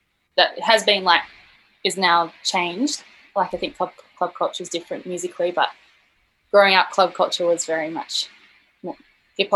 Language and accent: English; Blue Mountains, New South Wales, Australia; I grew up in the Blue Mountains